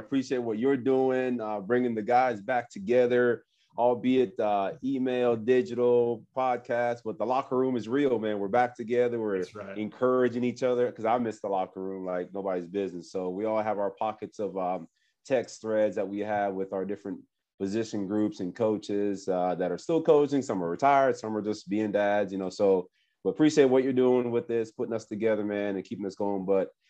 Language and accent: English; Florida, United States; I grew up in Florida now.